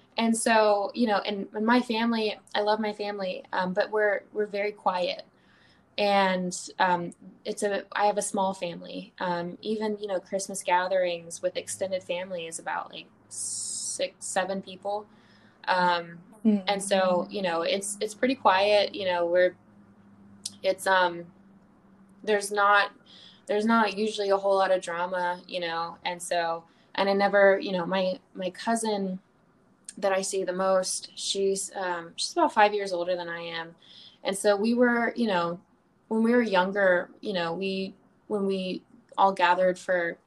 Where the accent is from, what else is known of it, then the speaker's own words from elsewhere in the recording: the South, United States; moved away as an adult; also born or lived in Charleston; now in Los Angeles, United States; I grew up in the South